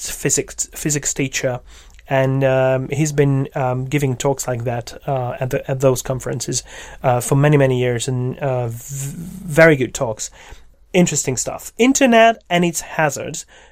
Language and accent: English; Székesfehérvár, Fejér, Hungary; Székesfehérvár, which happens to be my hometown